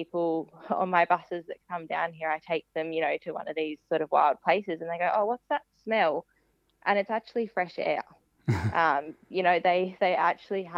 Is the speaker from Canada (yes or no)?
no; Tasmania, Australia; I grew up in Tasmania